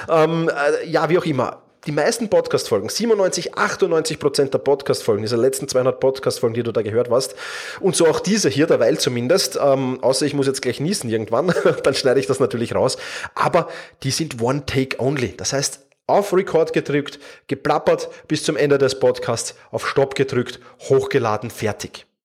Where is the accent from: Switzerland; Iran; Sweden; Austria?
Austria; Vienna; accent: Viennese; Ich bin Wiener, das hörst du auch. Ähm, in der Regel bekomme ich dafür eigentlich positiv, also nicht, dass ich Wiener bin, sondern für meinen Wiener Dialekt ganz positives Feedback.